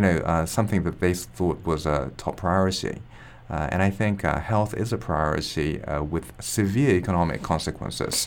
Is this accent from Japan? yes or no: yes; Japan; I'm from Japan